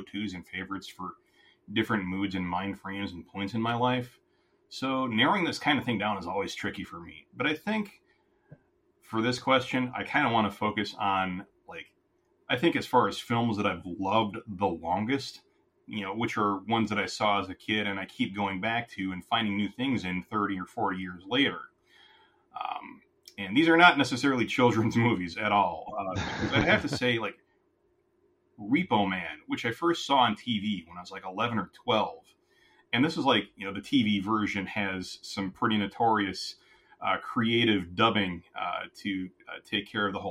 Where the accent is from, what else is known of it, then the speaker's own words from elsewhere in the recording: Minneapolis, Minnesota, United States; also born or lived in St. Paul, Minnesota; I'm a Minnesotan